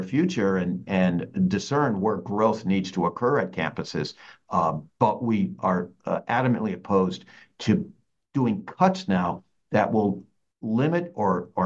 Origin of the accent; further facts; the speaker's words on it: Cobleskill, New York, United States; A SUNY campus in my hometown in Cobleskill